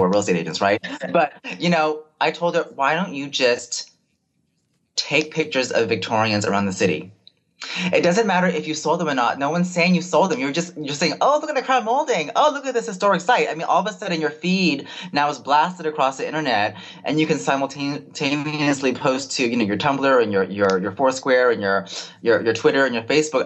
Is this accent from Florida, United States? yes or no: no; Bay Area, California, United States; am born and raised in the Bay Area